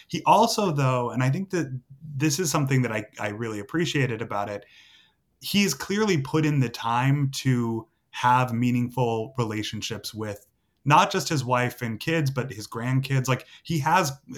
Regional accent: Massachusetts, United States; I grew up in Massachusetts

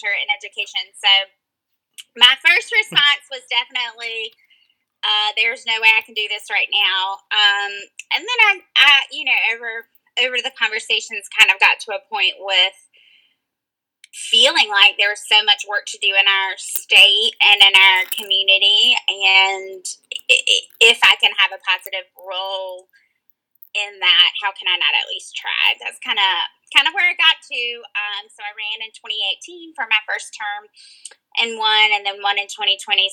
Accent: Graham, North Carolina, United States; I grew up with a dad who led the Democratic Party in my county where I grew up in Alamance County, North Carolina

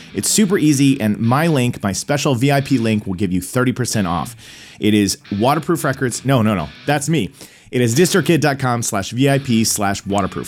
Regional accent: Tulsa, Oklahoma, United States; moved away as an adult; also born or lived in Illinois; now in Los Angeles, United States; I went back to, uh, Tulsa, Oklahoma, my hometown.

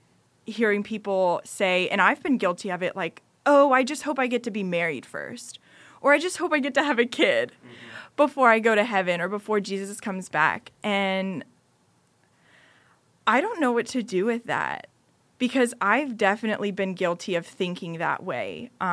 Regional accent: United States; Right, to someone who's grown up overseas, yet I'm still from America. You yeah. know, my parents are American.

